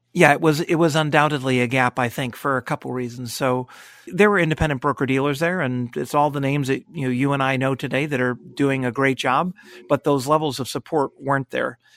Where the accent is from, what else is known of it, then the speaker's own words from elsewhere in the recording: Connecticut, United States; moved away as an adult; also born or lived in Cleveland, Ohio; having grown up in Connecticut, it was close to home